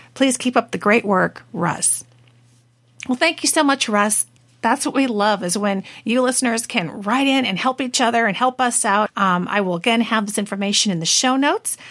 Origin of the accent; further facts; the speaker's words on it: Washington, United States; also born or lived in California; I was born in California, but totally raised in Washington State.